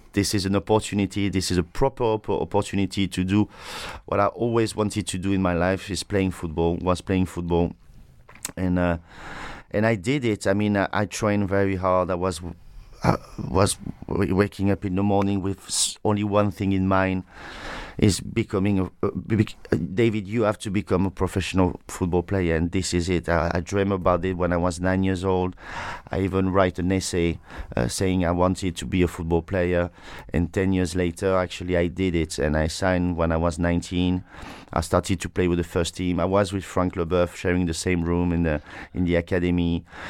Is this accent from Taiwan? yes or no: no; Saint-Tropez, Provence-Alpes-Côte d'Azur, France; English is a second language; moved away; I was born in Saint-Tropez